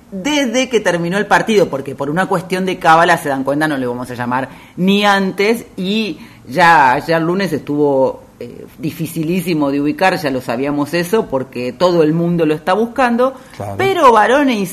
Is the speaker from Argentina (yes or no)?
yes; Argentina; Eso también transmite un mensaje muy importante, no solo a nosotros como argentinos, sino al mundo.